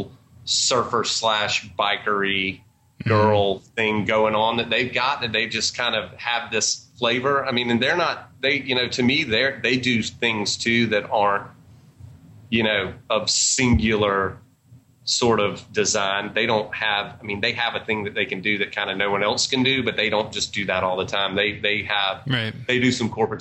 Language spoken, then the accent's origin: English; Georgia, United States; also born or lived in Atlanta; we're from Georgia.